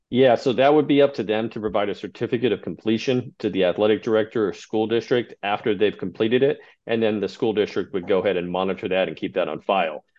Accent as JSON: {"language": "English", "region": "Texas", "country": "United States", "tie": "born or raised there", "also_born_or_lived": "Albuquerque, New Mexico", "moved": "as an adult", "lives_now": "Clifton Park, United States", "said": "I grew up in Texas"}